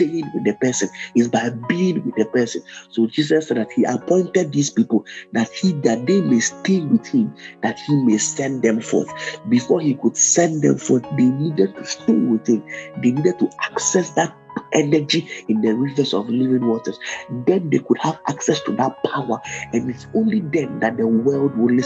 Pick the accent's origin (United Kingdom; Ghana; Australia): Ghana; I'm a Ghanaian